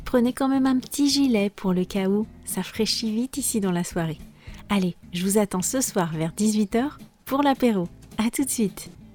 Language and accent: French; France; je suis française